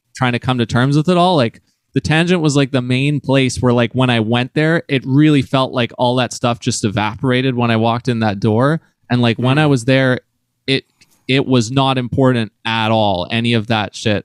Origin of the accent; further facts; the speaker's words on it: New Westminster, British Columbia, Canada; my close friend in Vancouver jazz, Madeline Elkins, who I grew up with in New West